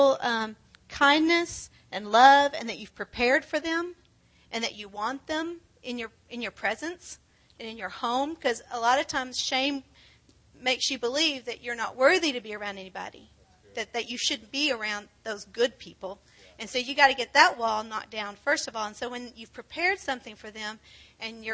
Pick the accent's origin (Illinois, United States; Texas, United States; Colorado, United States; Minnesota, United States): Texas, United States; Granbury; moved away as an adult; also born or lived in Houston; We're from Granbury